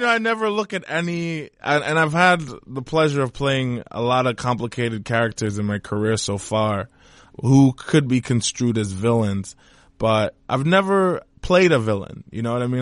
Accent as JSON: {"language": "English", "country": "Trinidad & Tobago", "said": "I'm from Trinidad and Tobago"}